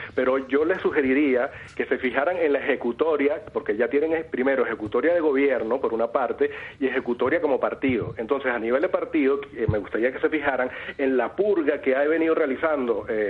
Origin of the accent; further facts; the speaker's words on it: Venezuela; now in Barcelona, Spain; ya hablo como ciudadano español también, venezolano español